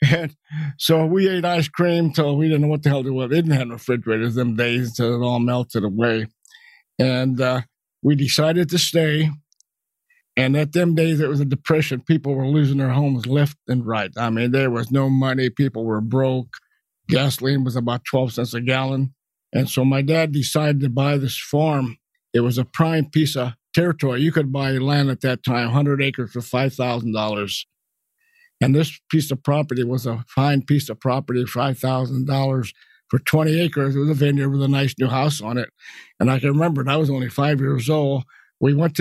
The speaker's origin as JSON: {"language": "English", "town": "Yonkers", "region": "New York", "country": "United States", "tie": "born or raised there", "said": "I was born in Yonkers, New York, September 4th, 1930"}